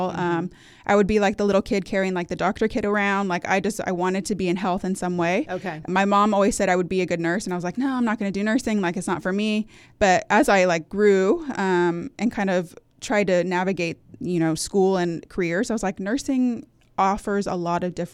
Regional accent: California, United States; now in Hampton Roads, United States; I grew up and was born and raised in Northern California with my husband. Um, we're both from the California area, and we moved here in 2014 when he got orders for Norfolk uh, Naval Base.

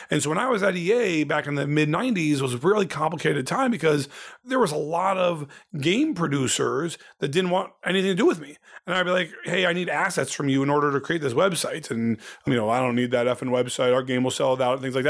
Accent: Ohio, United States; also born or lived in Indiana, United States; now in Los Angeles, United States; my whole life growing up in Ohio

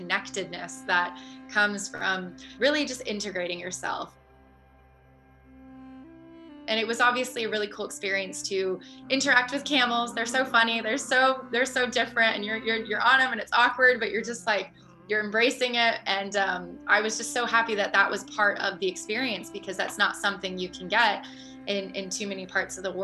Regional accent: Columbus, Ohio, United States; moved away as an adult; also born or lived in Miami Beach / New York / Australia; growing up in the Midwest in Columbus, Ohio

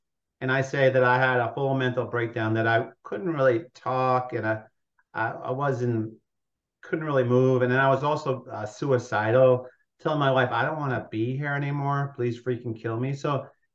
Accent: Long Island, New York, United States; also born or lived in Brooklyn, New York; I was born in Brooklyn. I grew up in Long Island, New York

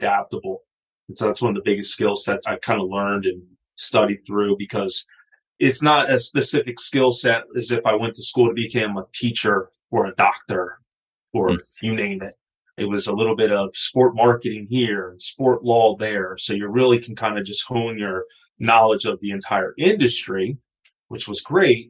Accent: Wilmington, Delaware, United States; I grew up in Wilmington, Delaware, right? So just outside of Philadelphia

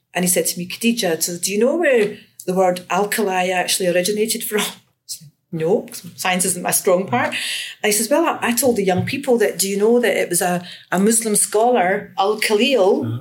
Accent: Glasgow, Scotland, United Kingdom; I grew up in Glasgow, and um, I attended a school in the south side of Glasgow

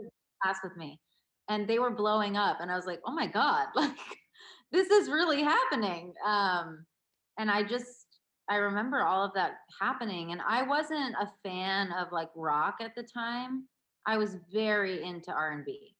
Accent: Baltimore, Maryland, United States; growing up in Baltimore

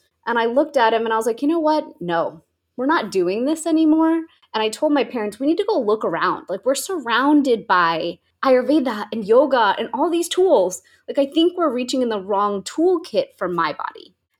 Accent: Houston, Texas, United States; So I'm from Houston, Texas, and I grew up living in two worlds. I grew up an American girl living in a very Indian family that had just moved here, just immigrated.

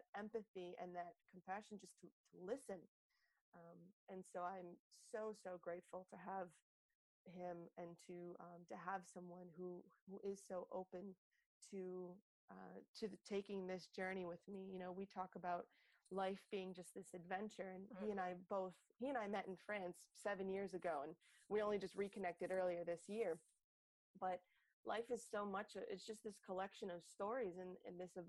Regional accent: Buffalo, New York, United States; now in New York City, United States; I'm originally from Buffalo, New York, and that's where my family is.

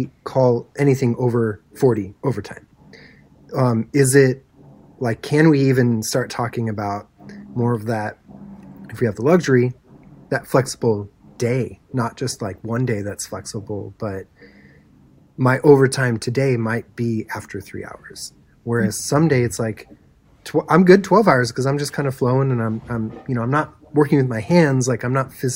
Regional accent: near Santa Cruz, California, United States; I grew up in California. My parents are from Milwaukee

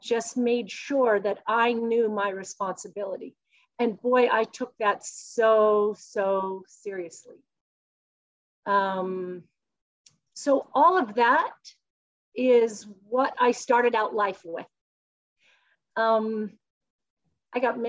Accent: Salt Lake City, Utah, United States; I was born in Salt Lake City and I grew up in Utah.

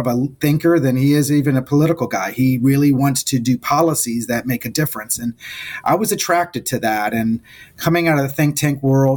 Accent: South Florida, United States; I was from South Florida

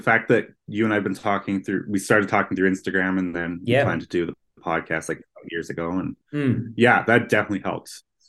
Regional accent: Canada; even for me as a Canadian

